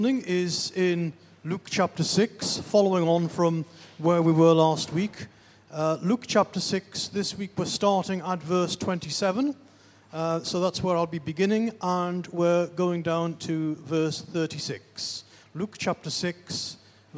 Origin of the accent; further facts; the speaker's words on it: the Northeast, North East England, United Kingdom; moved away; I'm originally from the Northeast.